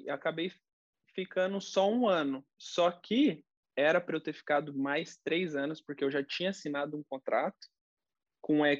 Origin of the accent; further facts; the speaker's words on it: Curitiba, Paraná, Brazil; Você é de Curitiba, né? Sou de Curitiba. É, eu fiz toda a reabilitação lá.